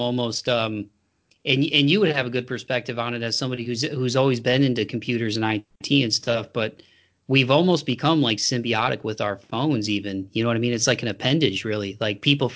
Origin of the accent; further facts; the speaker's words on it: Toledo, Ohio, United States; moved away as an adult; now in Tennessee, United States; the house that I grew up in over on Second Year in Toledo